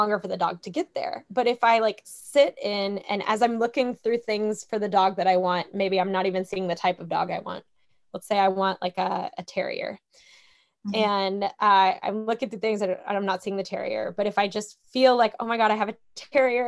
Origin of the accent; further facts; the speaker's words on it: Kentucky, United States; I'm from Kentucky